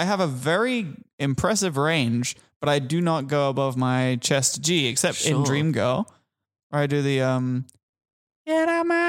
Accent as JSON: {"language": "English", "region": "England", "country": "United Kingdom", "moved": "yes", "lives_now": "Australia", "said": "I'm not from here. I'm from England."}